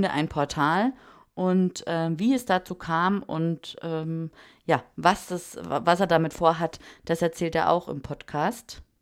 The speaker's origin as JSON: {"language": "German", "region": "Bavaria", "country": "Germany", "tie": "born or raised there", "said": "der Dialekt kommt durch, weil ich bin ja in Bayern aufgewachsen, da ist Österreich nicht weit."}